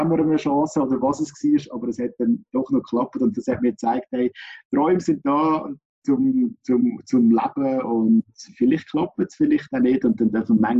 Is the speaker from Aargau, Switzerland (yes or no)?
yes; Aargau, Switzerland; Als Aargauer ist das für mich natürlich so das Radio gewesen, das wir immer gelost haben daheim.